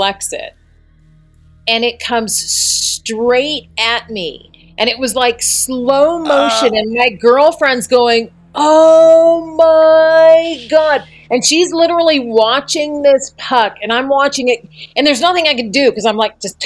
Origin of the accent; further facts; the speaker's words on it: Colorado, United States; I was a senior in high school and I grew up in Colorado